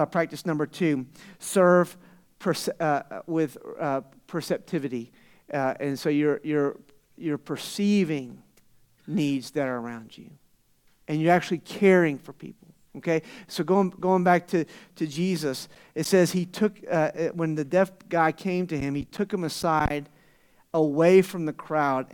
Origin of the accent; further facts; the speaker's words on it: Florida, United States; now in Tucson, United States; I'm from Florida. You guys, someone said I had an accent, right? All the way from out east to Tucson.